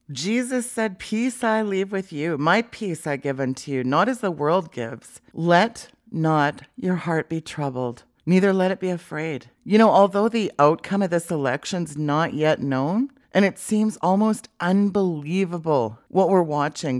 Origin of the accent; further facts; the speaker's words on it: Canada; as a Canadian